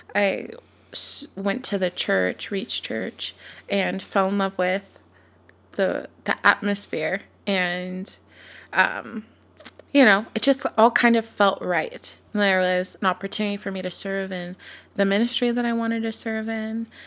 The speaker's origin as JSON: {"language": "English", "town": "Sacramento", "region": "California", "country": "United States", "tie": "born or raised there", "moved": "as an adult", "lives_now": "Texas, United States", "said": "I was born and raised in Sacramento, California, moved to Texas, almost exactly four years ago."}